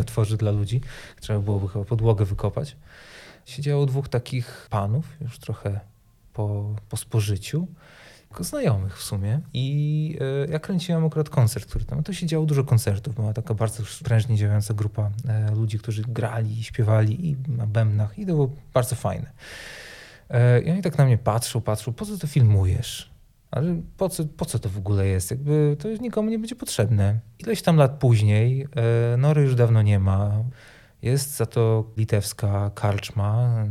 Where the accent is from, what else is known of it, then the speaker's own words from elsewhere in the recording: Sejny, Podlaskie Voivodeship, Poland; now in Białystok, Poland; pochodzę z małego miasteczka, które nazywa się Sejny, z którego też wyjechałem